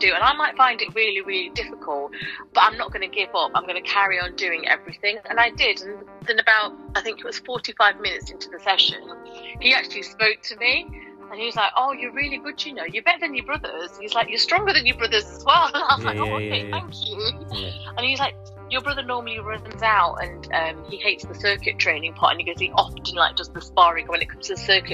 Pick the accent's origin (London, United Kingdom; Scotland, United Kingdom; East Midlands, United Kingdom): East Midlands, United Kingdom; Nottingham; I was a girl from Nottingham, born and bred from the community